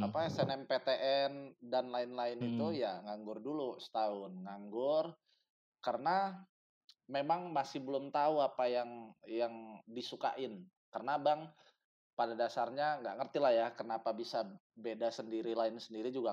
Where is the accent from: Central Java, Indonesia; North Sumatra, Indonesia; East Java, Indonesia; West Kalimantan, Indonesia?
North Sumatra, Indonesia; Medan; now in Jakarta, Indonesia; Dulu ya besarnya di Medan, kecilnya